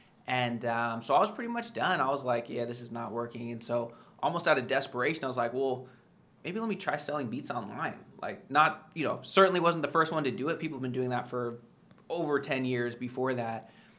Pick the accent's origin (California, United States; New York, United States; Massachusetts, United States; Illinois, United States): California, United States; So I'm from the Bay Area, you know, near San Francisco.